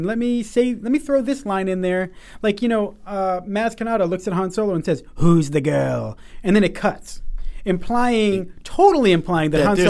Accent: New England, United States; I walk by this guy in my hometown. Again, right. Very New England hometown.

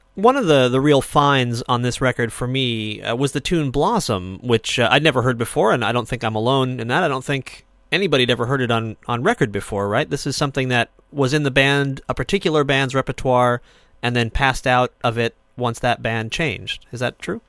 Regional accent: Lenox, Massachusetts, United States; my hometown is Lenox, Massachusetts

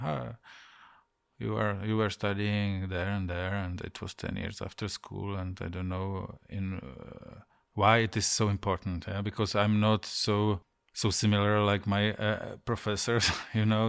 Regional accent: Ostrava, Moravian-Silesian Region, Czechia; English is a second language; now in Prague, Czech Republic; I was born in Ostrava in some prefab building, you know, everything was gray around

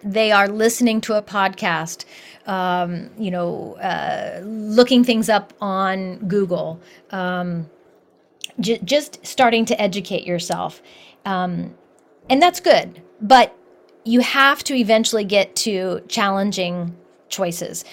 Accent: Columbus, Ohio, United States; moved away; I grew up in Columbus, Ohio

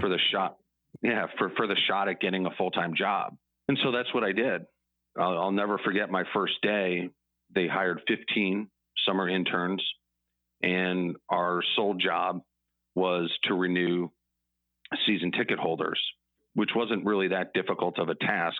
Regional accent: Chicago, Illinois, United States; I grew up in Chicago

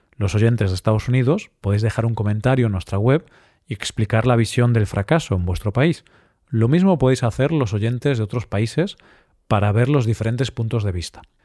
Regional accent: Spain; ya que soy español y he vivido prácticamente toda mi vida en España

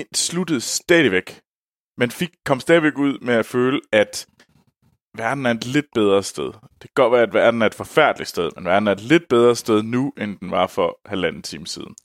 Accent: Denmark; moved away; jeg var hjemme i Danmark

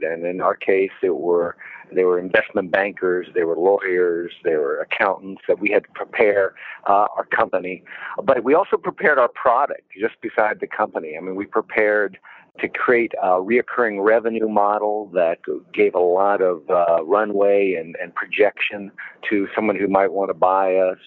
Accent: Florida, United States; also born or lived in Washington, D.C.; I grew up mainly in Florida

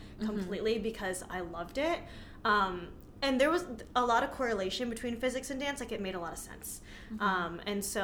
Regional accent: New Jersey, United States; also born or lived in New York City; I was back and forth between New York and New Jersey

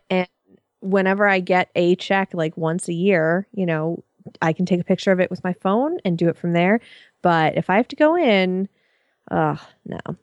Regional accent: Connecticut, United States; I'm also from Connecticut

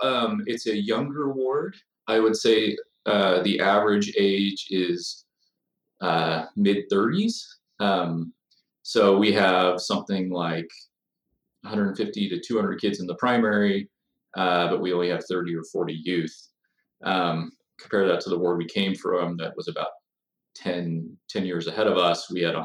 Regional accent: Bountiful, Utah, United States; also born or lived in Illinois / New York City; I'm from Davis County, grew up in Bountiful Centerville area.

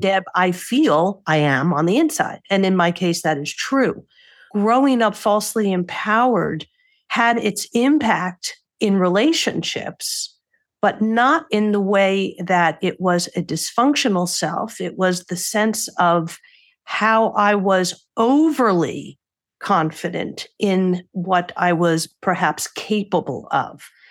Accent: New York, United States; I'm a New Yorker

